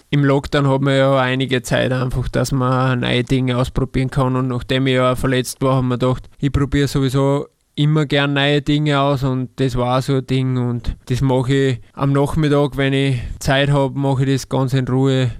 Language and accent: German; Salzburg, Austria; moved away as an adult; now in Linz, Austria; weil ich in der Nähe bin auch noch von Salzburg und immer wieder heimfahre